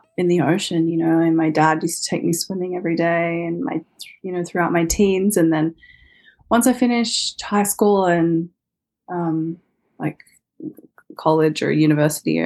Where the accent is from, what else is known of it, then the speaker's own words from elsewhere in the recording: Sydney, New South Wales, Australia; I was born in Sydney and grew up kind of there between, you know, like on the coast and mm-hmm. in the city